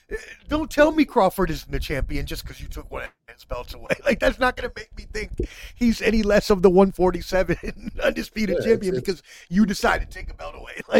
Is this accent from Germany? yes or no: yes; Frankfurt, Hesse, Germany; born there; I was born in Frankfurt, Germany.